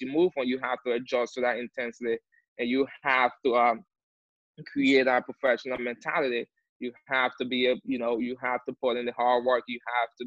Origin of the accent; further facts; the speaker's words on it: Liberia; moved away as an adult; also born or lived in Chattanooga, Tennessee / Fort Lauderdale, Florida; now in Miami, United States; I'm from Liberia. I play fourth and third division in Liberia